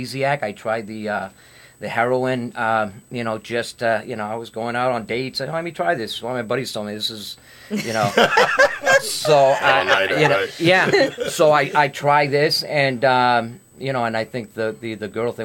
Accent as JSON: {"language": "English", "town": "Lawrence", "region": "Massachusetts", "country": "United States", "said": "I'm originally from Lawrence"}